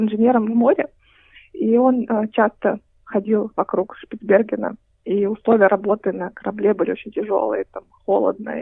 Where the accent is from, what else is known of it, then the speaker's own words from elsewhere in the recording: Kaliningrad, Kaliningrad Oblast, Russia; now in Australia; я из Калининграда я э, э, переехала в Австралию